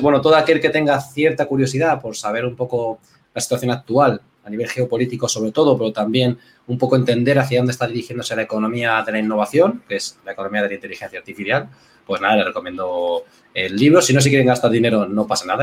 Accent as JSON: {"language": "Spanish", "town": "Villarrobledo", "region": "Castilla-La Mancha", "country": "Spain", "moved": "yes", "lives_now": "Alicante, Spain", "said": "yo soy de un pueblo, de Villarrobledo"}